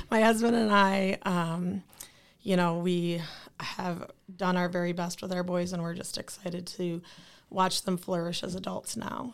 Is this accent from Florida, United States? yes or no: no; Lansing, Michigan, United States; I am from Lansing. I, born and raised in Lansing, Michigan